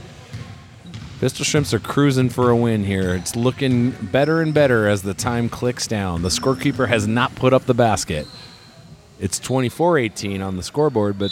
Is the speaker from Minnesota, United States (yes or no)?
yes; Minneapolis, Minnesota, United States; I grew up in the Twin Cities